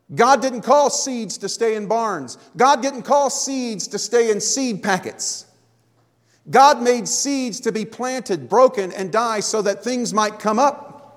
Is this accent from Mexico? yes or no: no; Florida, United States; moved away; I grew up in Florida